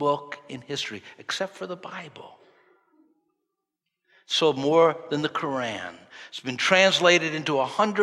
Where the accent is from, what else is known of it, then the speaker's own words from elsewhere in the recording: New York, United States; growing up in New York